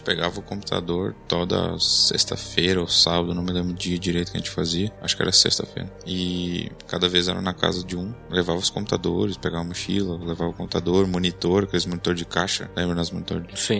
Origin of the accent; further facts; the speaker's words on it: Santa Cruz do Sul, Rio Grande do Sul, Brazil; also born or lived in Panambi; A gente é de Santa Cruz do Sul, no Rio Grande do Sul